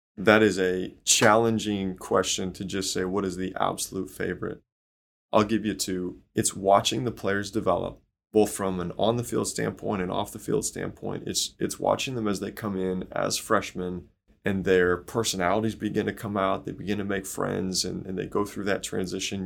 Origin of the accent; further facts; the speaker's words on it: Chicago, Illinois, United States; now in Indiana, United States; I grew up in Chicago, so definitely a Bears fan